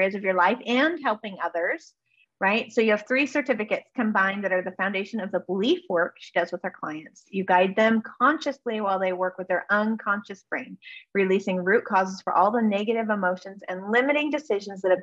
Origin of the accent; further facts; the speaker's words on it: Northern California, United States; also born or lived in Alaska; I grew up in Northern California a little bit.